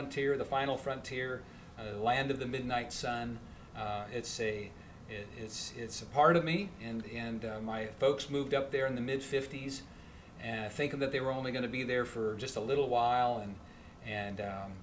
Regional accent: Alaska, United States; moved away as an adult; also born or lived in Phoenix; now in North Carolina, United States; born and raised in Alaska

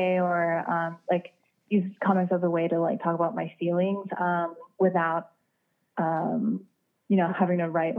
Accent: South Korea; I loved, reading, you know, manga comics, like growing up in Korea. And, I would always like, go back to Korea in the summers

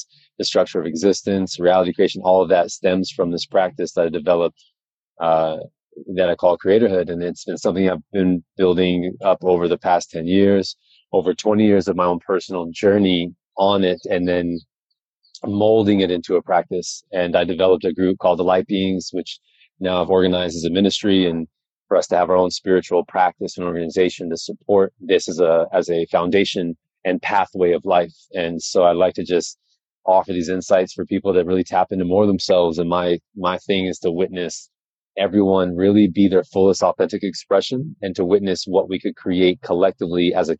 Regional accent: Colorado, United States; also born or lived in New Mexico; now in South Florida, United States; I was born in New Mexico and I grew up in Colorado, so I got to see all the seasons in Colorado

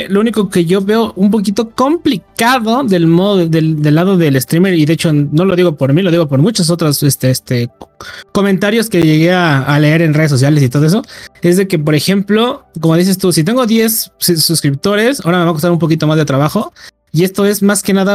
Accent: Mexico; el podcast somos mexicanos, las tres

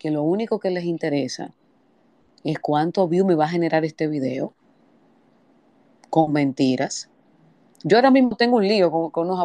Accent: San Cristóbal, Dominican Republic; yo vengo de San Cristóbal y esto no es nada político, esto es institucional.

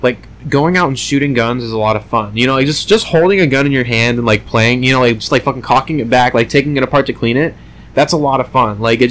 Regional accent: United States; growing up in America

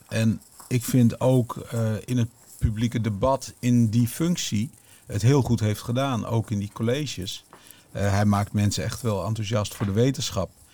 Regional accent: Netherlands; als Nederlander

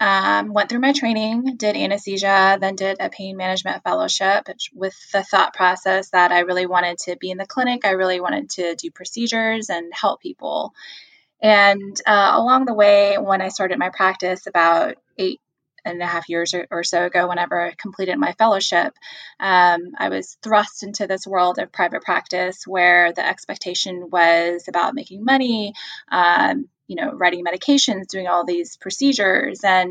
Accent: Houston, Texas, United States; I'm actually from Houston, Texas. So calling from Houston

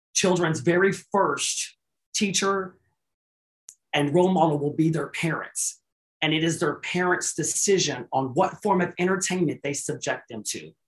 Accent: Mesquite, Texas, United States; I'm from Mesquite

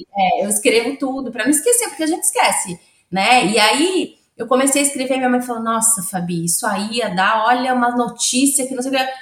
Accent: Santos, São Paulo, Brazil; moved away as an adult; now in Australia; eu sou de Santos, a minha cidade ainda é uma cidade que tem muitos lugares

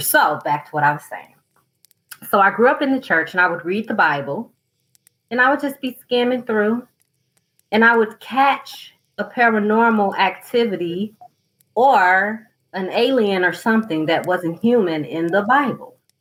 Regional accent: southern United States, United States; I'm from the southern United States where we are cold but not snowing

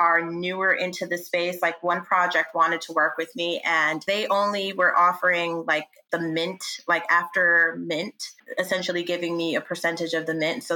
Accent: New York, United States; born or raised there; also born or lived in Yonkers, New York

